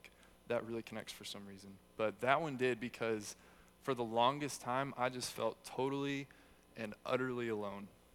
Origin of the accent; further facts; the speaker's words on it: Texas, United States; also born or lived in Hurst, Texas; I grew up in Texas here, American by birth, but Texan by the grace of God